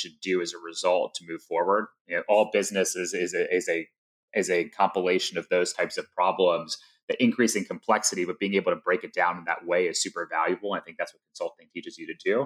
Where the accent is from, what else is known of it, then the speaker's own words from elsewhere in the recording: Atlanta, Georgia, United States; Life growing up in Atlanta was great. Yeah, so John and I grew up in the suburbs right outside of Atlanta